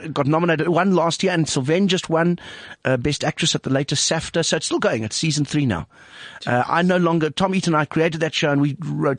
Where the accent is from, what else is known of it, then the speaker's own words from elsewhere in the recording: Vanderbijlpark, Gauteng, South Africa; It's all right. I grew up in Vanderbijlpark.